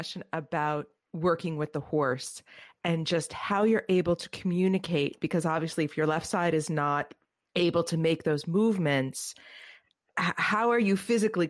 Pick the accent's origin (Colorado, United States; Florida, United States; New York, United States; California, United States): New York, United States; New York City; as a New Yorker, I'm always like, oh, the Bloombergs.